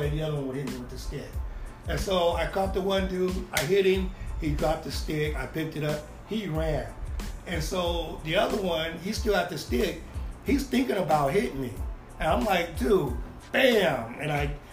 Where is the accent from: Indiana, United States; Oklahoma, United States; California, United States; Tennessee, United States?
California, United States; Bakersfield; I'm from Bakersfield